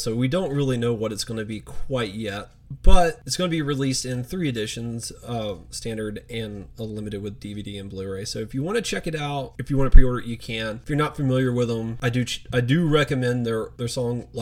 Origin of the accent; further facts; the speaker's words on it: the South, United States; I grew up in the South.